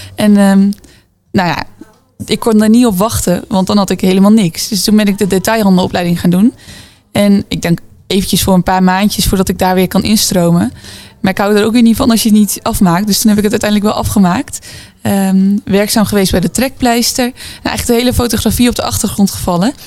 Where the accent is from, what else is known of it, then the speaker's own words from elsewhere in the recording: Zwolle, Overijssel, Netherlands; ik kom dus uit Zwolle